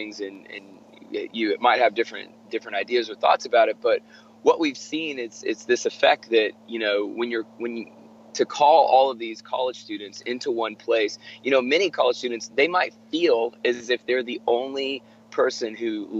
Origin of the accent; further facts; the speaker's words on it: Atlanta, Georgia, United States; my hometown here in Atlanta